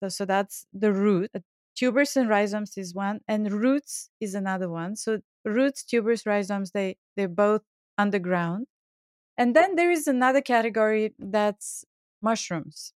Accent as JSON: {"language": "English", "country": "Bulgaria", "tie": "born or raised there", "moved": "yes", "said": "I grew up in Bulgaria"}